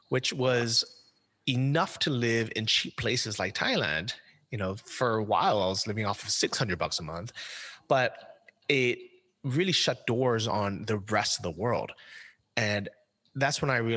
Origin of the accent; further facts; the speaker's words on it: United States; moved away; as an American